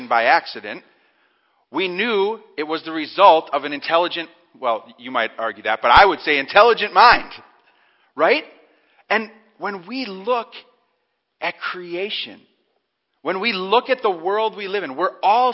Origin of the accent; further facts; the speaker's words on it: Cedar Grove, Wisconsin, United States; my hometown. I grew up in Cedar Grove.